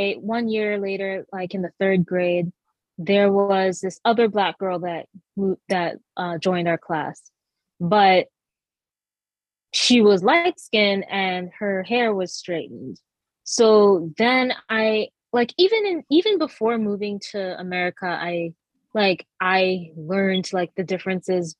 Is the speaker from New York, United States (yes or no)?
no; Massachusetts, United States; born or raised there; also born or lived in Jamaica / Trinidad